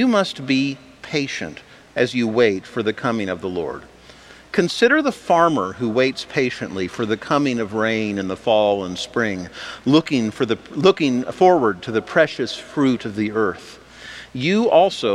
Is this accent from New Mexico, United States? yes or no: no; Wichita, Kansas, United States; when I was growing up in Wichita